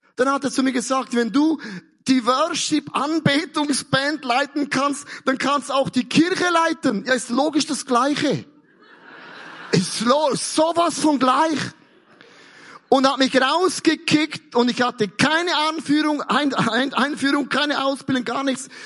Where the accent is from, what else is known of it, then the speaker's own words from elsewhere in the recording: Switzerland; Ich komme ja aus der Schweiz